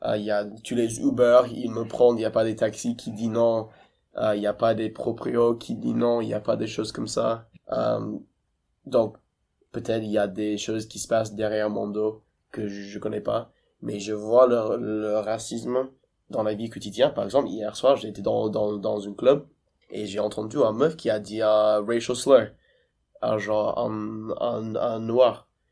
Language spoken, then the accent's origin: French; Baltimore, Maryland, United States; French is a second language; moved away as an adult; also born or lived in Los Angeles, United States / Chambéry, France / Paris, France; now in France; je viens de Baltimore